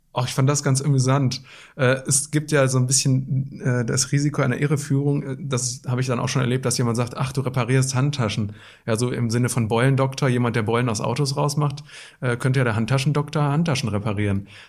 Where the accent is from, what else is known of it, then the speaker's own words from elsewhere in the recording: Black Forest, Baden-Württemberg, Germany; moved away as an adult; also born or lived in Wetter an der Ruhr, North Rhine-Westphalia / Witten, North Rhine-Westphalia; geboren im Ruhrgebiet, aber aufgewachsen im Schwarzwald